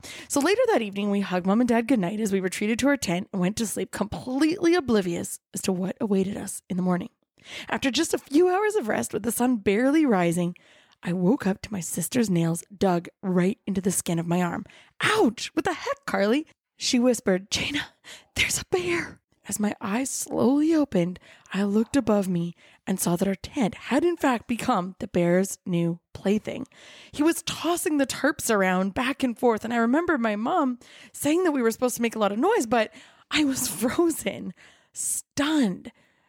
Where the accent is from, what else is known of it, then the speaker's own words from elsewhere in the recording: Kelowna, British Columbia, Canada; I grew up in Kelowna. It's a little city that thinks it's a big city and prides itself in being fabulous in all four seasons.